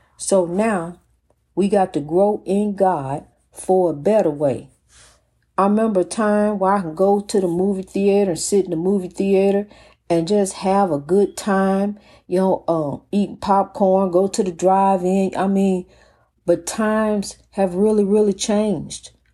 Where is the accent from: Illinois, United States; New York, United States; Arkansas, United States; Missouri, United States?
Illinois, United States; East St. Louis; In my hometown of the beloved East Saint Louis